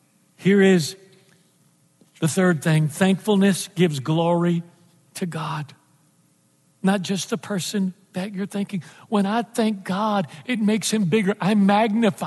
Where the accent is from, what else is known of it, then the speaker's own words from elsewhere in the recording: Texas, United States; moved away; I'm from Texas, and I left Texas a long time ago